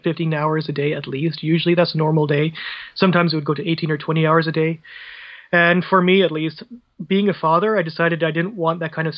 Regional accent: Vancouver, British Columbia, Canada; I grew up around Vancouver over in British Columbia here on the West Coast

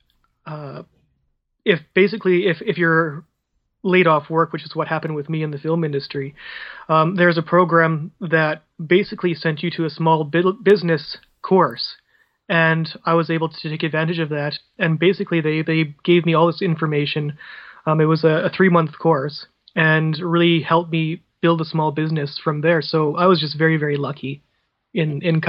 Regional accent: Vancouver, British Columbia, Canada; I grew up around Vancouver over in British Columbia here on the West Coast

